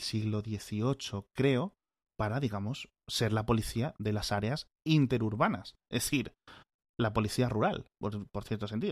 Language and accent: Spanish; Spain